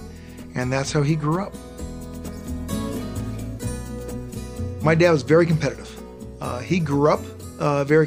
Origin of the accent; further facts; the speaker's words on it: United States; I'm American Latino